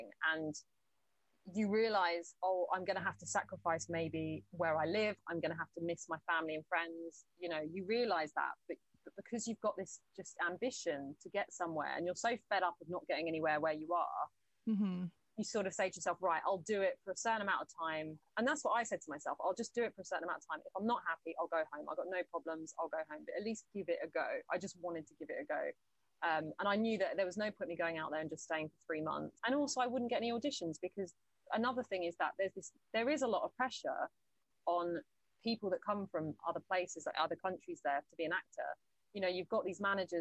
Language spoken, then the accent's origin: English; United Kingdom; also born or lived in Los Angeles, United States / Atlanta, United States; I'm just very British. And even my accent in the whole year I was there, I was very like, there wasn't a bit of my accent that changed.